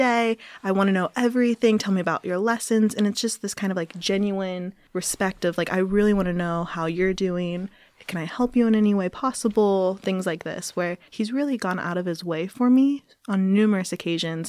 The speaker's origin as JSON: {"language": "English", "town": "Cincinnati", "region": "Ohio", "country": "United States", "said": "where I'm from in Cincinnati, Ohio"}